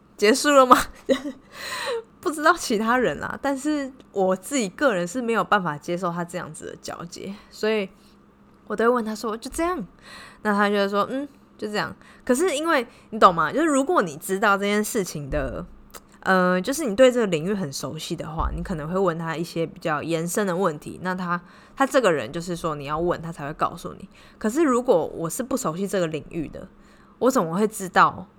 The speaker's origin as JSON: {"language": "Chinese", "country": "Taiwan", "moved": "yes", "lives_now": "Cambodia", "said": "像我们台湾人"}